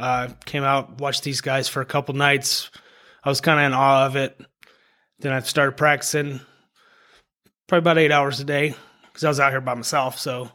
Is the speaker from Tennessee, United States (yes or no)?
yes; Memphis, Tennessee, United States; now in Las Vegas, United States; Well, I'm from Memphis, Tennessee. I was born there. Then I moved to about 15 different states, and then ended up back in Memphis when I was about 15.